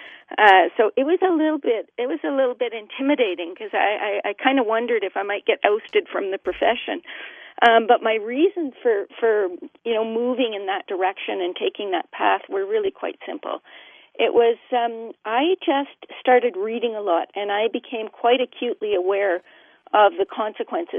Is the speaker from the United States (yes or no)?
no; Canada; I'm Canadian